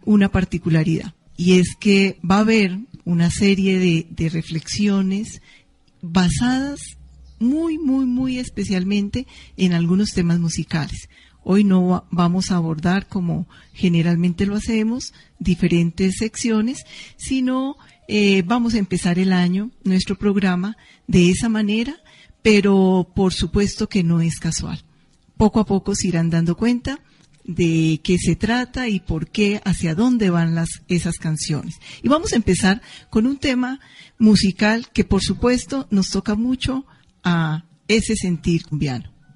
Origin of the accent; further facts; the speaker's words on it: Colombia; a muchos colombianos y colombianas nos remueve por allá nuestro sentir